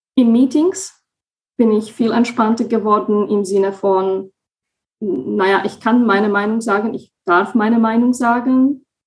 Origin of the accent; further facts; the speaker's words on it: Slovakia; moved away as an adult; now in Germany; ich komme ursprünglich aus der Slowakei und wohne seit knapp fünfeinhalb Jahren in Deutschland